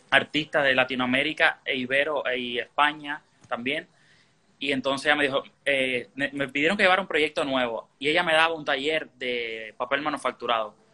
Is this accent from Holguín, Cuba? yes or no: yes; Holguín, Cuba; now in Miami, United States; Bueno, eh, vengo de Cuba, de la ciudad de Holguín. Ya hace siete años y, bueno, sabe, trabajando en lo que apareciera.